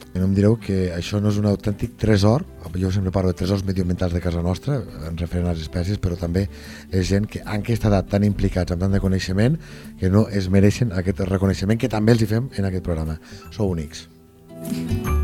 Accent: Lleida, Catalonia, Spain; jo sóc de Lleida

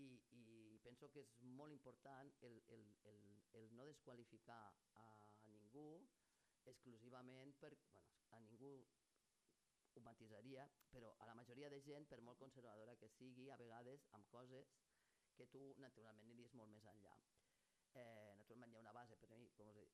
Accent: Lleida, Catalonia, Spain; com a lleidatana

